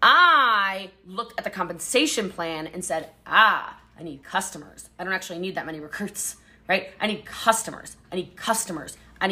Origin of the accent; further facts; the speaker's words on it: Hawaii, United States; The Hawaiian Islands because I am Hawaiian